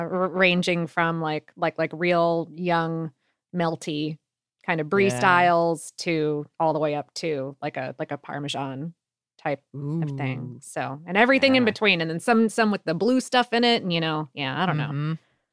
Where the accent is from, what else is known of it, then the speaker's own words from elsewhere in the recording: Florida, United States; But I grew up in Florida, so I'm like, why?